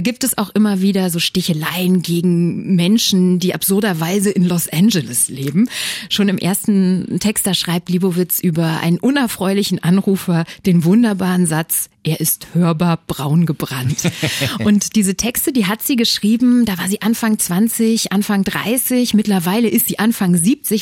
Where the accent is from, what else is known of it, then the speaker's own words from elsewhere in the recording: Berlin, Germany; als Berlinerin des Jahres 2022